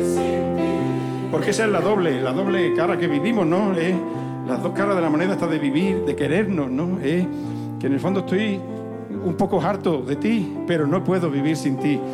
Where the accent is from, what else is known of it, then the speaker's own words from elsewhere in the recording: Zafra, Extremadura, Spain; en la feria de Zafra, que en mi pueblo hay unas sartenes que flipan